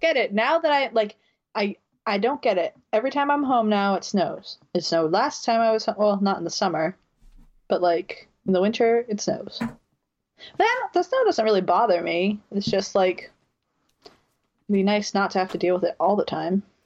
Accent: New Bedford, Massachusetts, United States; moved away; recording remotely from my home town of New Bedford, Mass

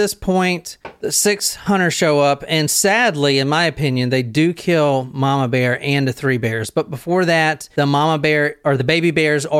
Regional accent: Southern United States, United States; Okay, so I'm from the South, and you call your mama first before you call your wife.

